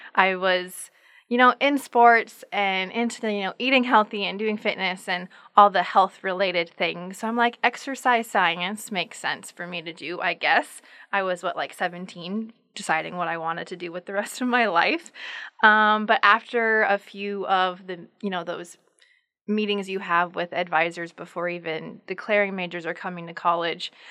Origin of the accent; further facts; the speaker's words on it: Sisseton, South Dakota, United States; moved away as an adult; now in Brookings, United States; I am originally from Sisseton, South Dakota